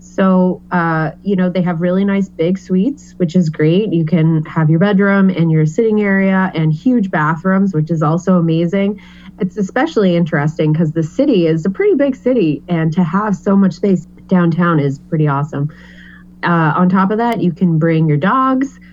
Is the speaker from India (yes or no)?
no; New England, United States; I am born and raised in New England